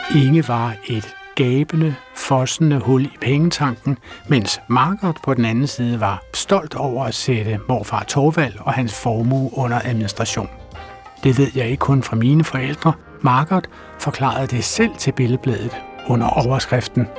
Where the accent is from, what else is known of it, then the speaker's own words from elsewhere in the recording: Frederiksberg, Capital Region of Denmark, Denmark; mit barndomshjem på Frederiksberg